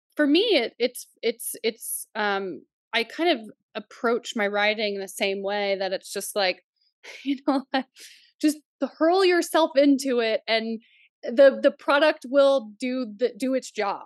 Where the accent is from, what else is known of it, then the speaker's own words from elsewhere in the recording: Oklahoma, United States; also born or lived in Nebraska / Canada; now in upstate New York, United States; we grew up in Oklahoma